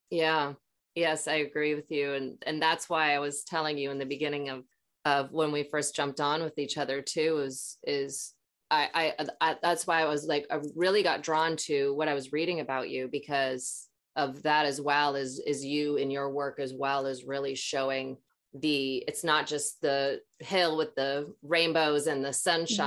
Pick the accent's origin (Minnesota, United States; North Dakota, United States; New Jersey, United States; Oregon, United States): Minnesota, United States; Maple Grove; also born or lived in Ely, Minnesota; when I was six, my parents moved to Maple Grove right outside of Minneapolis